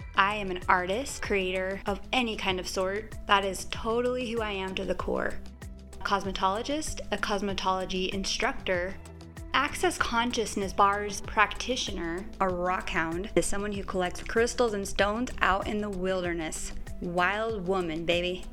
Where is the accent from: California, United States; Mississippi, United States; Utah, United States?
Utah, United States; I was born and raised in Utah, right in the heart of the Mormon culture.